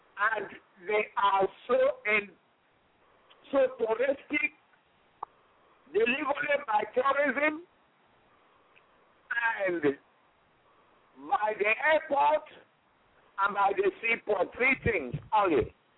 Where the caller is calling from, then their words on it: Houston, Texas, United States; I am anchoring from Houston, Texas.